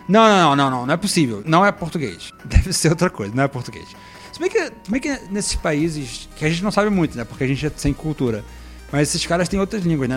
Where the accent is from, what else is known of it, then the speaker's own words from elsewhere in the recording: Brazil; eu sou brasileiro